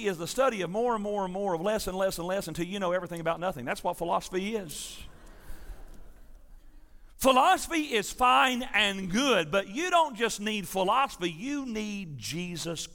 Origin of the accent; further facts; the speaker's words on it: Tennessee, United States; I'm from Tennessee